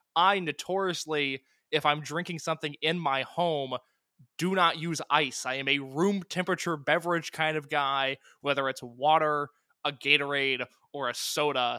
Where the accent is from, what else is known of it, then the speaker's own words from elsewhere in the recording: Indiana, United States; I'm from Indiana